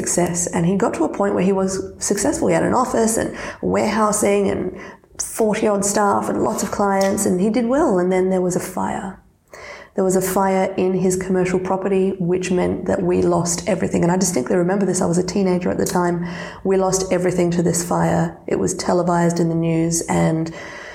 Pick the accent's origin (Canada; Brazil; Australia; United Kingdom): Australia; first language Serbian; English is a second language; I identify as Australian because of my birthplace